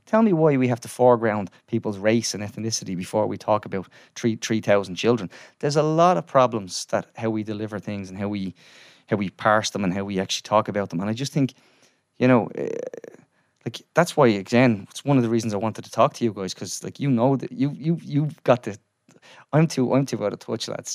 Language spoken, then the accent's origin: English; Dublin, Leinster, Ireland; I grew up in Ballymun in, went to school in A Lazy Victories